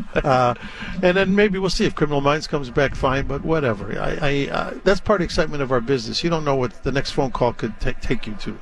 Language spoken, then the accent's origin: English; Chicago, Illinois, United States; moved away; I grew up in Chicago